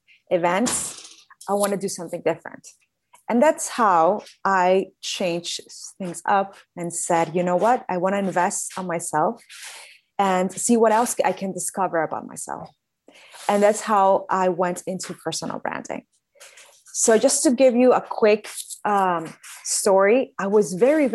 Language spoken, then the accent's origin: English; Caracas, Capital District, Venezuela; moved away as an adult; now in Miami, United States; I was born in Caracas, Venezuela, and I've been here in Miami for 11 years